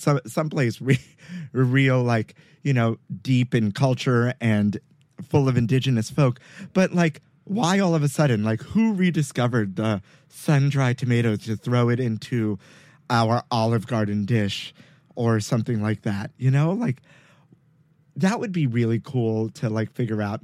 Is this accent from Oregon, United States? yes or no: no; New York City, New York, United States; I grew up in Sunset Park, Brooklyn on 55th Street between 8th and 9th Avenue